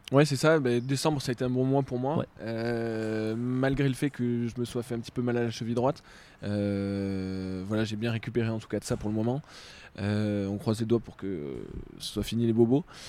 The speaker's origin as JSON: {"language": "French", "country": "France", "said": "en tant que Français"}